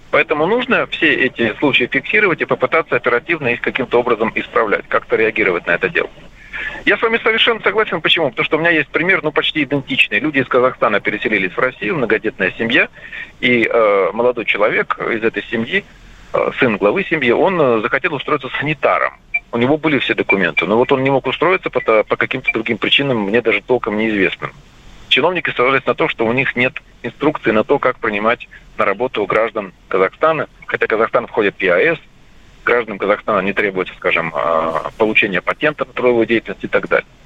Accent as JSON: {"language": "Russian", "country": "Ukraine", "tie": "born or raised there", "said": "хотя он сам родом с Украины, как и я, впрочем."}